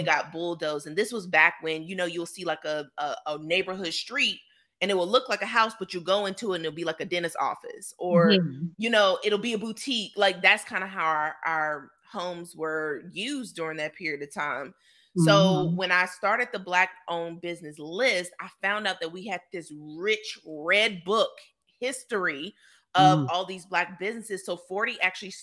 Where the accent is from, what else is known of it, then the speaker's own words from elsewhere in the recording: Roanoke, Virginia, United States; my hometown, Roanoke, Virginia